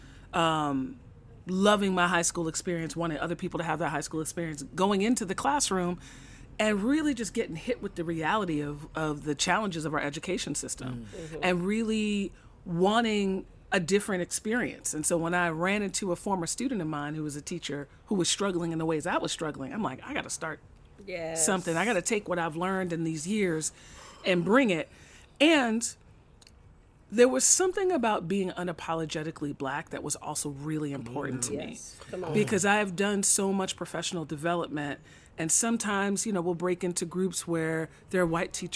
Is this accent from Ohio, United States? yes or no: no; New York City, New York, United States; moved away as an adult; I grew up in Flatbush, Brooklyn